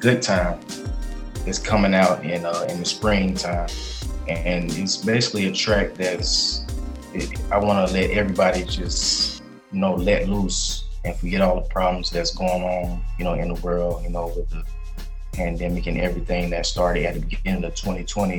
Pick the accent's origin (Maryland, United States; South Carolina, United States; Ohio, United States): South Carolina, United States; Columbia; I'm originally from Columbia, South Carolina.